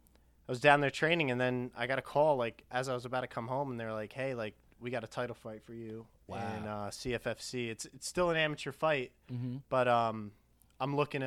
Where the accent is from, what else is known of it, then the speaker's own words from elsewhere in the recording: Edison, New Jersey, United States; I was born and raised in Edison, New Jersey